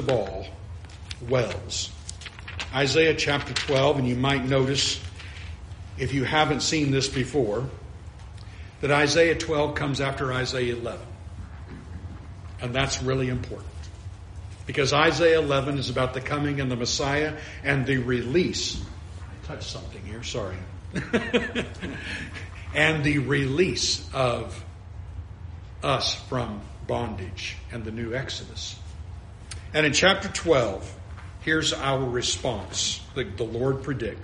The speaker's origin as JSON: {"language": "English", "region": "California", "country": "United States", "tie": "born or raised there", "moved": "yes", "lives_now": "Florida, United States", "said": "You live in this arid desert area where, like where I grew up in California"}